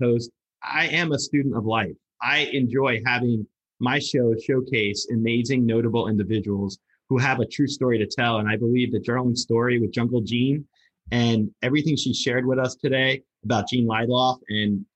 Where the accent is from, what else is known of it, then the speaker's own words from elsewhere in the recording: Lodi, New Jersey, United States; I'm from Lodi, New Jersey